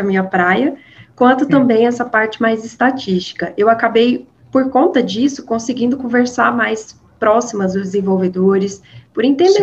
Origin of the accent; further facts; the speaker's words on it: Minas Gerais, Brazil; accent: mineiro; mineira, com certeza, não tem como fugir dessa raiz, né? O sotaque não engana